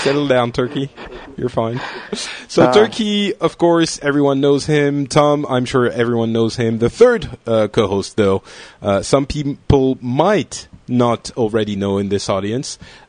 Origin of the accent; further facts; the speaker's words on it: Lebanon; born there; Although, you know, I was born in Lebanon, so I should probably know at least that.